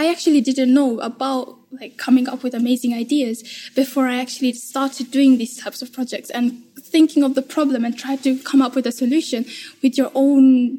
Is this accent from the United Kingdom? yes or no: yes; London, United Kingdom; I come from East London, from Green Spring Academy, Shoreditch, and I'm in year 11.